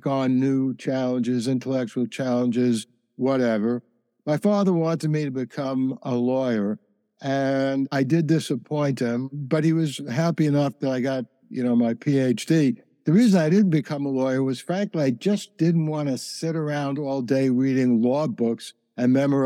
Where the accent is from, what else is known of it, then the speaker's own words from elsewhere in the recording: New York City, New York, United States; I grew up in the Bronx